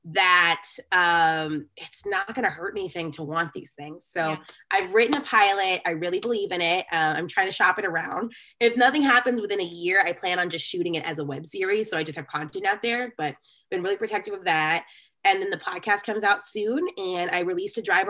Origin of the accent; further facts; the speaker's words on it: Grand Prairie, Texas, United States; I grew up in Grand Prairie, which is a suburb of Dallas